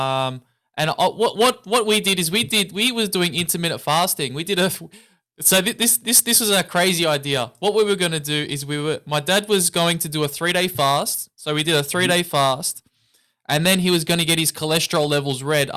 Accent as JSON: {"language": "English", "town": "Melbourne", "region": "Victoria", "country": "Australia", "said": "I'm from Australia, I'm from Melbourne."}